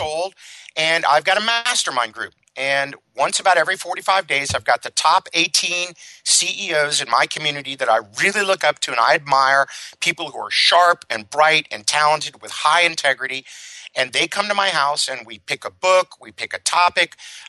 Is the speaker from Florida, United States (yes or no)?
yes; Miami, Florida, United States; I grew up in Miami, Florida, a very wealthy family.